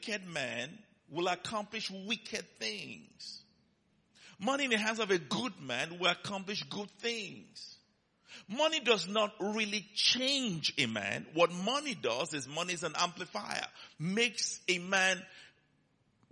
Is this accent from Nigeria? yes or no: yes; Nigeria; he heard my accent, and he came to me, "Where are you from?" I said, "Nigeria."